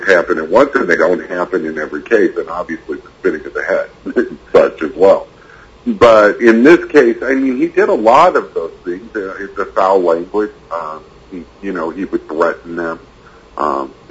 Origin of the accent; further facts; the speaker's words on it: St. Louis, Missouri, United States; I grew up in St. Louis